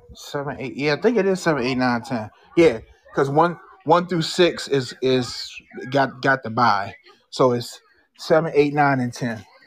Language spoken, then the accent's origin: English; Maryland, United States; I born and raised in Maryland